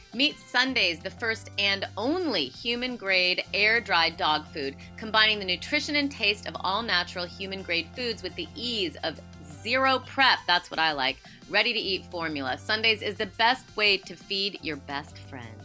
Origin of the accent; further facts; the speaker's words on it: Rockford, Illinois, United States; I'm from Rockford.